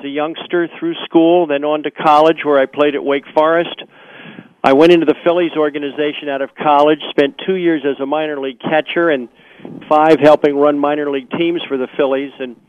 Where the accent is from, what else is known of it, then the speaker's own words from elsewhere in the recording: Wilmington, Delaware, United States; growing up in Wilmington, Delaware.